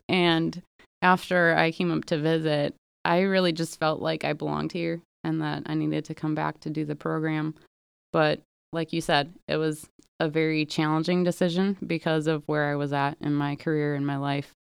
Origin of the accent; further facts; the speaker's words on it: Milwaukee, Wisconsin, United States; moved away; I am originally from the Milwaukee area